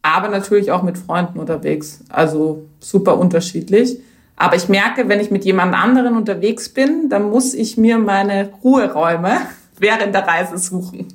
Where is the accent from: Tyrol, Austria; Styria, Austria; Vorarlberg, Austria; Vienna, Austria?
Vienna, Austria; moved away as an adult; now in Germany; ich komme ja aus der Wien-Region